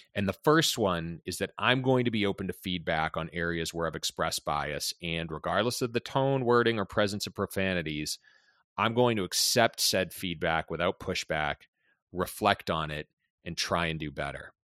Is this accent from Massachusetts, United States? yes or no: yes; Boston, Massachusetts, United States; born and raised in Boston, especially being Boston Irish